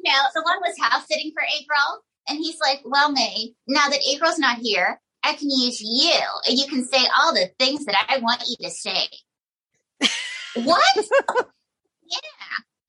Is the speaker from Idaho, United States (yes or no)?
yes; Pocatello, Idaho, United States; My hometown of Pocatello, Idaho.